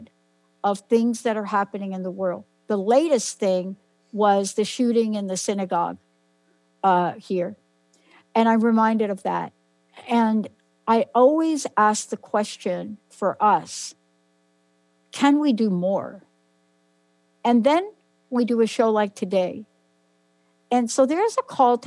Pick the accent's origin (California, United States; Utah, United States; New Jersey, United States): New Jersey, United States; moved away; also born or lived in New York; I was born in New York, lived in New Jersey most of my life